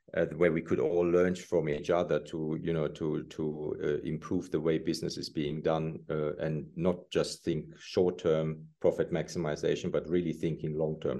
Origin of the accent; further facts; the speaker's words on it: Germany; moved away as an adult; also born or lived in Italy / New York City; growing up in Germany